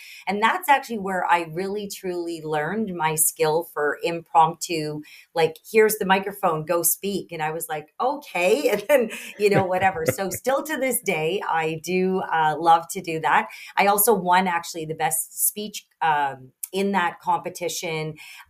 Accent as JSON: {"language": "English", "town": "Sault Ste. Marie", "region": "Ontario", "country": "Canada", "tie": "born or raised there", "said": "I did a contest, and I won in my local, in my hometown, Sault Ste. Marie, and we had a winter carnival."}